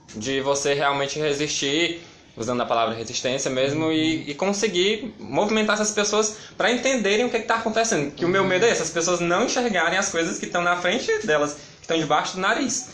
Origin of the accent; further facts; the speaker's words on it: Camocim, Ceará, Brazil; Com a minha família, que sou de lá, de Camusim